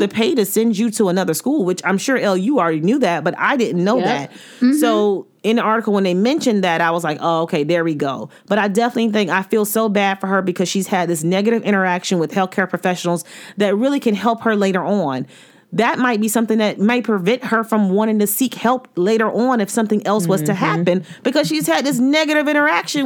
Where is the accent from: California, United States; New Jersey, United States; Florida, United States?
Florida, United States; I'm from Florida